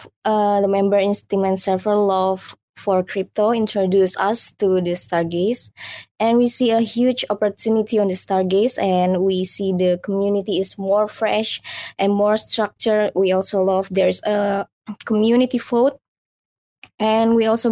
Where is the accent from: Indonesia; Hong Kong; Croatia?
Indonesia; all of the core team in the Streamland is from Indonesia